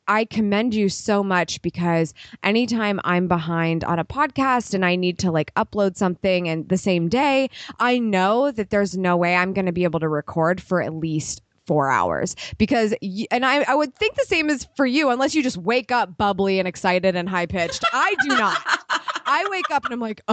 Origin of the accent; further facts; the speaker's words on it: Ohio, United States; I'm from Ohio